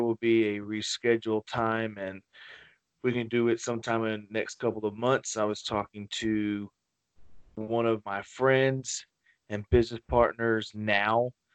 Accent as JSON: {"language": "English", "town": "Wiggins", "region": "Mississippi", "country": "United States", "tie": "born or raised there", "said": "my hometown of Wiggins"}